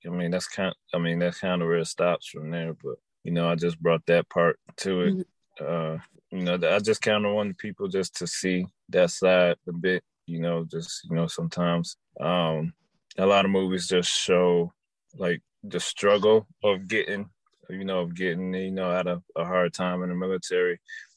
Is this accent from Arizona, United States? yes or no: no; Detroit, Michigan, United States; Yes, I am. I'm from Detroit.